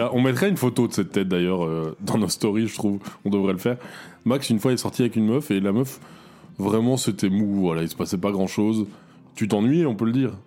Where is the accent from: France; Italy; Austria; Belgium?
Belgium; chez nous en Belgique